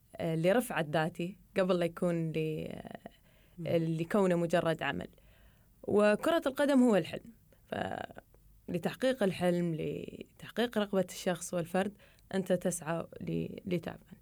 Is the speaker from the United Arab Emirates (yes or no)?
yes; Dubai, United Arab Emirates; وأنا من دبي